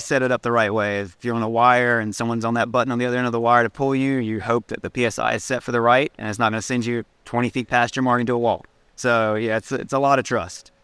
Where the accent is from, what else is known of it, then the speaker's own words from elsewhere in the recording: Salem, North Carolina, United States; moved away; Growing up in Salem, North Carolina, one stop sign town